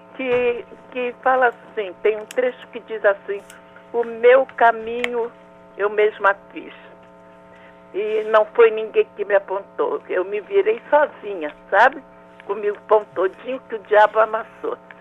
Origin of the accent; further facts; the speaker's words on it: Rio de Janeiro, Brazil; also born or lived in Méier, Rio de Janeiro; Eu, eu, nasci num lugar chamado Meyer, fui criada na Água Santa